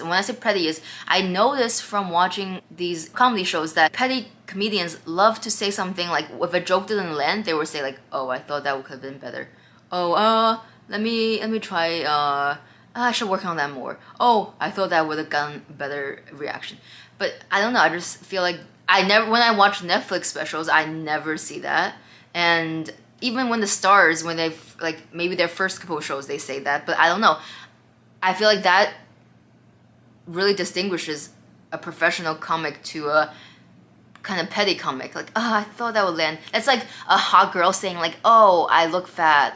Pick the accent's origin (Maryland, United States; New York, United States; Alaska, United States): New York, United States; Sag Harbor; I'm from Sag Harbor